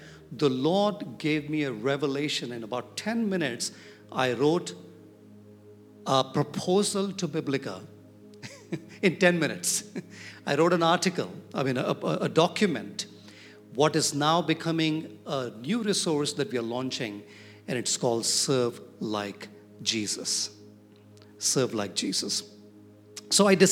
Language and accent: English; Hyderabad, Telangana, India; I'm from Hyderabad